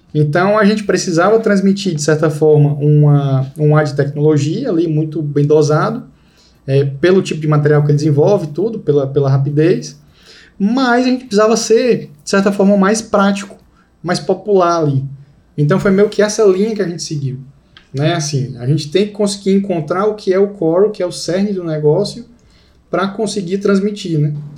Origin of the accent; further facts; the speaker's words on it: Fortaleza, Ceará, Brazil; eu sou de Fortaleza